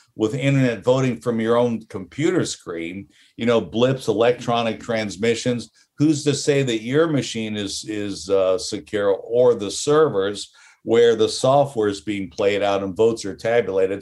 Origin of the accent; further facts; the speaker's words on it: Florida, United States; growing up in Florida